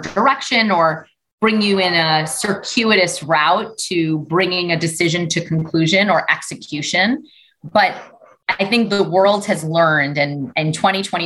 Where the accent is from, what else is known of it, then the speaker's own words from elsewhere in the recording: New York City, New York, United States; I grew up in Brooklyn in a community of color